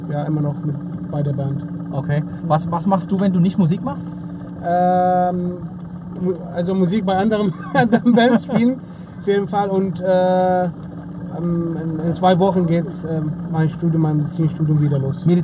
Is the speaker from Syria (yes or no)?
yes; Syria; Ich komme aus Syrien.